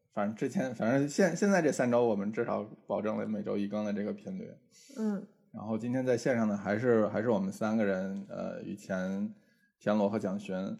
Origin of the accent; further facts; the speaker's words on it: Tianjin, China; moved away; 我有的时候周末会回天津